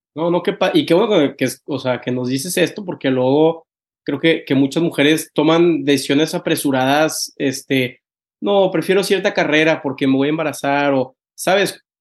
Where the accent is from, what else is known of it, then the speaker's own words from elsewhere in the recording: Tampico, Tamaulipas, Mexico; now in Monterrey, Mexico; Al TEC, soy de Tampico